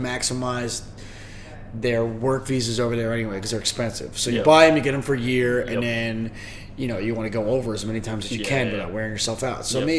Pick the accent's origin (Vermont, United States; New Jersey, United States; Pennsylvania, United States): New Jersey, United States; I'm from New Jersey. Awesome. Yeah, so I've lived there my whole entire life, apart from maybe 1 year when I was in my late teens.